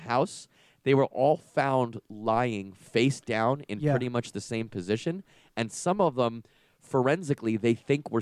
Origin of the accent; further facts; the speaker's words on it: Long Island, New York, United States; I grew up in Long Island, New York